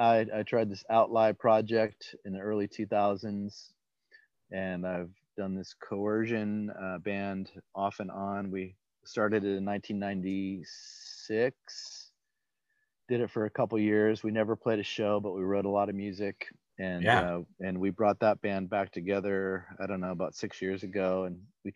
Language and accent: English; Hamilton, Ontario, Canada; also born or lived in Madison, Wisconsin; I was born in Madison, Wisconsin, lived there for first 6 years of my life, actually first 5 years of my life, then moved to Hamilton, Ontario.